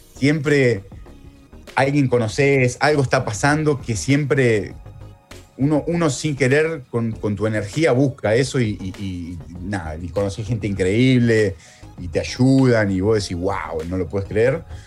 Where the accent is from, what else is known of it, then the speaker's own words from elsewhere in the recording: Morón, Buenos Aires Province, Argentina; moved away as an adult; also born or lived in Italy; now in Melbourne, Australia; yo soy de Morón